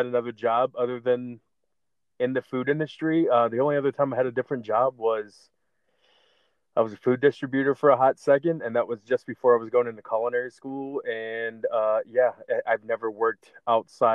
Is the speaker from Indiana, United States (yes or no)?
no; Barberton, Ohio, United States; you got Barberton right next door, which is my hometown